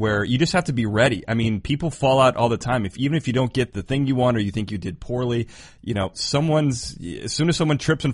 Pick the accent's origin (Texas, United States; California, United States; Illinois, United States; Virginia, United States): Illinois, United States; Chicago; now in Los Angeles, United States; I'm from Chicago. I live in L.A. now, but I'm from Chicago.